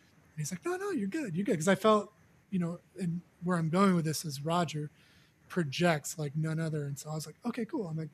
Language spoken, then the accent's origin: English; Mission Viejo, California, United States; I grew up in Mission Viejo, California